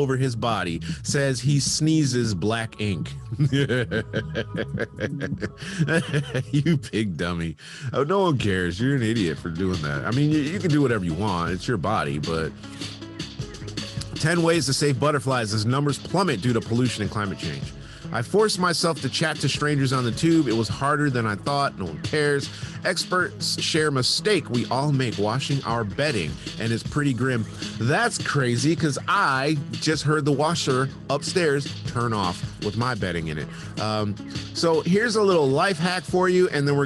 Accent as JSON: {"language": "English", "town": "Bloomfield Hills", "region": "Michigan", "country": "United States", "tie": "born or raised there", "said": "I'm from Bloomfield Hills."}